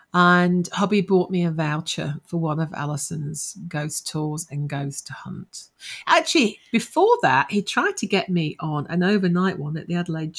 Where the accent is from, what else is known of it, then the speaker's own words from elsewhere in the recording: Nottingham, East Midlands, United Kingdom; now in Australia; I'm originally from Nottingham.